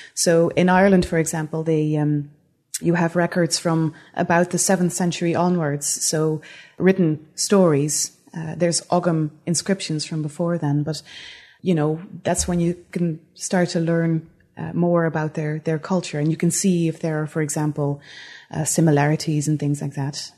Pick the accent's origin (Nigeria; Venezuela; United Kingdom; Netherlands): Netherlands; moved away as an adult; also born or lived in Utrecht, Netherlands; now in Antigonish, Canada; that's where I'm from originally. I'm, I'm Dutch.